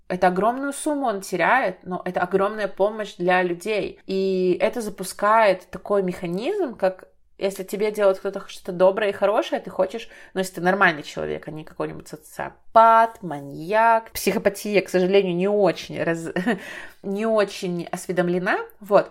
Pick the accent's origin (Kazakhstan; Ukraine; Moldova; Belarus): Belarus; в моей стране, например, я из Беларуси